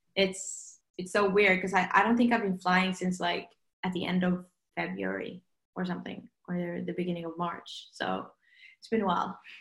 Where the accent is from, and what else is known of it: Norway